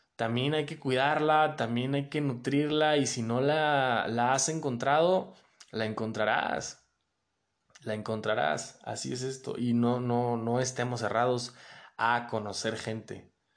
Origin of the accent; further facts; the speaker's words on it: Mexico City, Mexico; also born or lived in León, Guanajuato; Soy de la Ciudad de México, viví en León y después me regresé a la Ciudad de México.